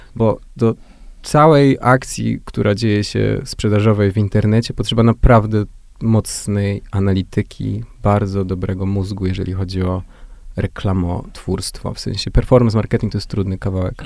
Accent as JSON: {"language": "Polish", "town": "Jarosław", "region": "Subcarpathian Voivodeship", "country": "Poland", "said": "Jestem z małego miasta, z Jarosławia"}